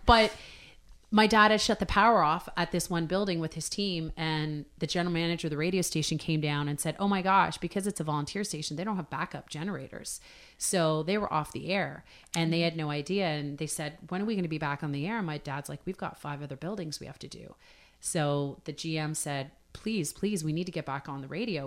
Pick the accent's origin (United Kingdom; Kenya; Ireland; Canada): Canada; Hamilton, Ontario; I grew up in Hamilton, so Great Big Steel City